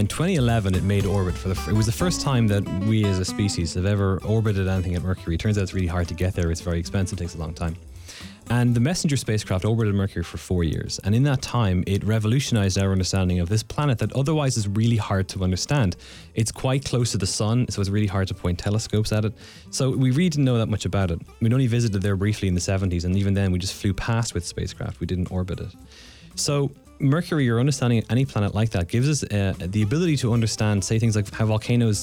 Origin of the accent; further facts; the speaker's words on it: Ireland; now in North Carolina, United States; I'm Irish, and in Ireland, we don't do geology in secondary school